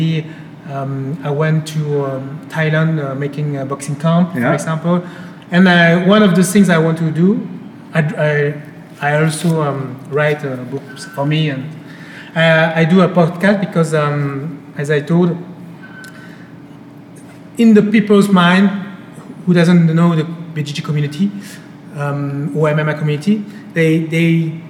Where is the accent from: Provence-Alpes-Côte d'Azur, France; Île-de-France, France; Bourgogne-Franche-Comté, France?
Île-de-France, France; Paris; English is a second language; also born or lived in Spain; I was born in Spain, and one after I came to Paris, so I'm completely French